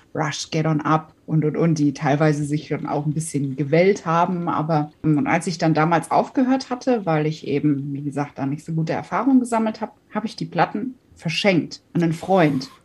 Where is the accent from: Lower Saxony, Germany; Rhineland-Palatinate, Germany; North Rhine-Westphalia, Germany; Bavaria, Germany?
Rhineland-Palatinate, Germany; Katzenellenbogen; also born or lived in Wiesbaden / Taunusstein; kurz bevor ich dann in die Schule gekommen bin, sind meine Eltern raus aufs Land gezogen. Ja, in die Nähe der Ort, das kriegen immer ganz viele nicht auf die Kette. Und wenn man irgendwo was zum Ausfüllen hatte, hat der Platz auch nie gereicht. Das hieß Katzenellenbogen